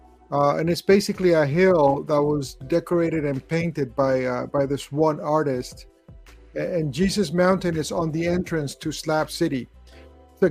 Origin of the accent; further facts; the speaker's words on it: Chile; also born or lived in Los Angeles area; now in Los Angeles, United States; I was born in Chile.